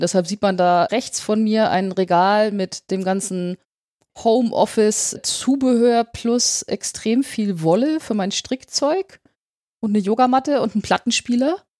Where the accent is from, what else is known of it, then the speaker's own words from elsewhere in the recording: Upper Franconia, Bavaria, Germany; moved away as an adult; also born or lived in Bamberg / York, England / Munich; ich äh, bin in Oberfranken aufgewachsen. Also auch Bayern, aber nicht München.